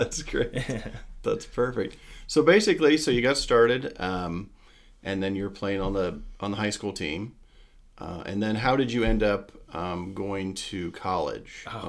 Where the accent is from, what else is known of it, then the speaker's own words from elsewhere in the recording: Springfield, Ohio, United States; I grew up outside of Springfield, and, you know, Urbana's just up north of there.